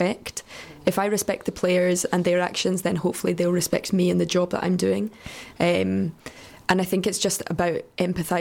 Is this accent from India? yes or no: no; Scotland, United Kingdom; being Scottish, a redhead with pale skin